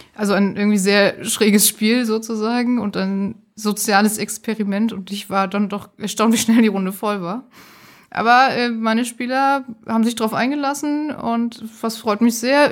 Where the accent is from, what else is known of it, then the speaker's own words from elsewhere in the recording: Hamburg, Germany; ich komme aus Hamburg